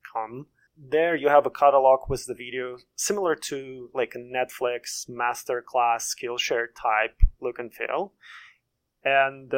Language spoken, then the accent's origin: English; Russia; now in Maryland, United States; I'm originally from Russia and currently based in Maryland in the DC metro area